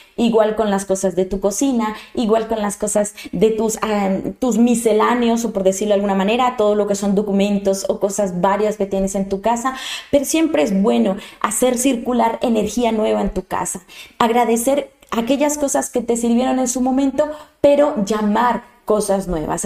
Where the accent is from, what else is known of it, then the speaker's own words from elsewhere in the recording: Colombia; moved away; Yo soy colombiana de nacimiento eh, y adoro mi tierra